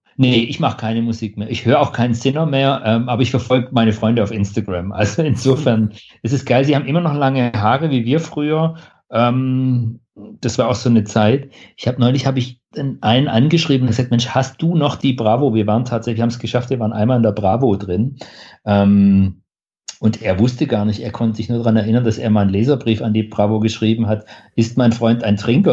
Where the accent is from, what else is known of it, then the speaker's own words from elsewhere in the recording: Stuttgart, Baden-Württemberg, Germany; bei uns in Stuttgart im Theaterhaus